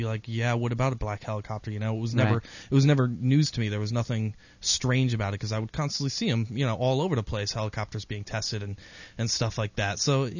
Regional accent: Stratford, Connecticut, United States; I grew up in Stratford, Connecticut, which is the same town that Sikorsky helicopter.

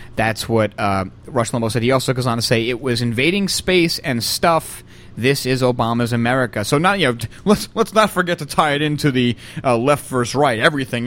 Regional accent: the South, United States; I'm from the South

